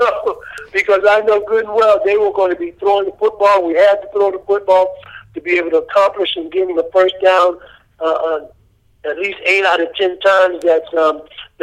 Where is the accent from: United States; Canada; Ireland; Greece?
United States; South Carolina; now in Orlando, United States; I'm originally from South Carolina